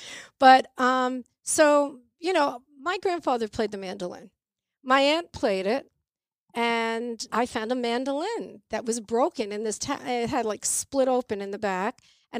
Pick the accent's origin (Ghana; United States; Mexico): United States; Pelham, New York; I grew up in Pelham, New York. And we had a music closet in my house. My house, I grew up in a house with 16 people.